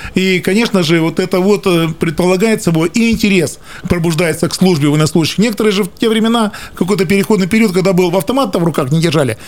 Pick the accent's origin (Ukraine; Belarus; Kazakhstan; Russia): Russia; Krasnoyarsk, Krasnoyarsk Krai; Я сибиряк, я коренной красноярец